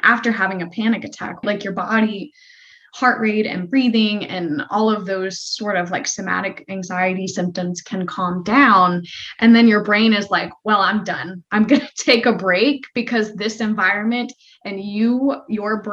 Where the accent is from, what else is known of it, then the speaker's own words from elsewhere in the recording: Florida, United States; I grew up in Florida